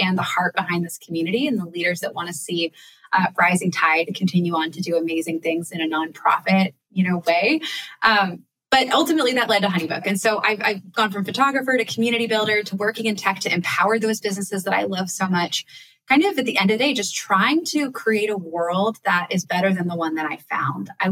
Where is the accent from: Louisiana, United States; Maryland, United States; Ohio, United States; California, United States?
Maryland, United States; Annapolis; my hometown of Annapolis